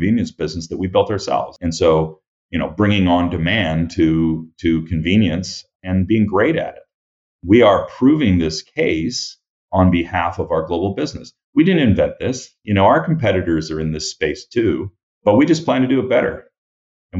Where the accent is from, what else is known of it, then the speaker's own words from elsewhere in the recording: Toronto, Ontario, Canada; moved away as an adult; also born or lived in Winnipeg; I'm Toronto, right? I was born and raised here.